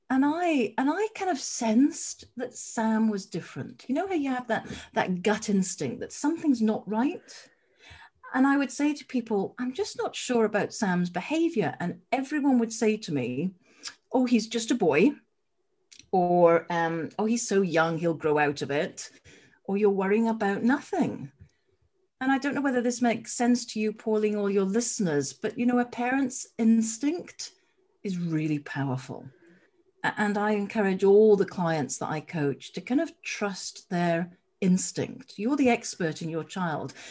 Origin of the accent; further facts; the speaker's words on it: Edinburgh, Scotland, United Kingdom; also born or lived in Wimbledon, London; now in London, United Kingdom; I'm down in Wimbledon SW19 and I hail from Edinburgh.